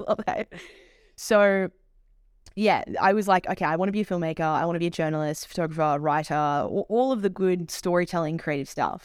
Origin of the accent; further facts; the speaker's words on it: Melbourne, Victoria, Australia; moved away; I'm originally from Melbourne